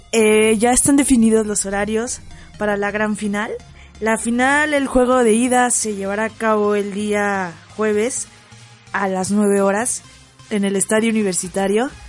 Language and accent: Spanish; Mexico